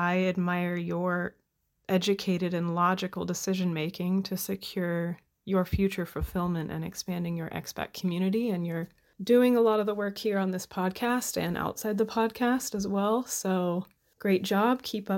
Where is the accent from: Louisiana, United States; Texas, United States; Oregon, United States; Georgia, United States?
Oregon, United States; Portland; now in Germany; I'm from the Pacific Northwest area of the United States, the Portland metro area of Oregon, which is politically and phenomenally on fire as we speak.